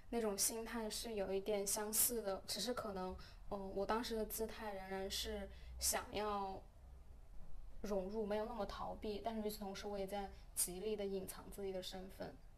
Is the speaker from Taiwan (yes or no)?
no; China; moved away as an adult; now in Hong Kong; 我不是台湾人，我是内地人